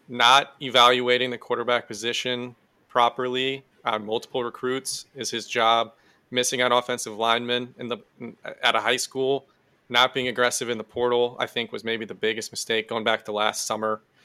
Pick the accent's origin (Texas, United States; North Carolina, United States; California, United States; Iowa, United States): Iowa, United States; we grew up in Iowa